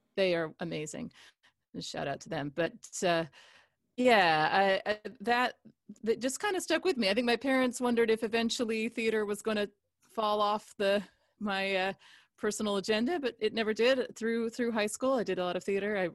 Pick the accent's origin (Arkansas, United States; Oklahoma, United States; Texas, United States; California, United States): California, United States; Cupertino; also born or lived in England; I grew up in Cupertino in South Bay.